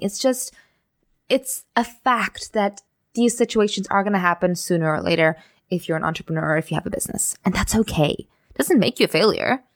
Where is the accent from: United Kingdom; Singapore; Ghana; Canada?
Singapore; moved away as an adult; also born or lived in Amsterdam / Germany; I grew up in Singapore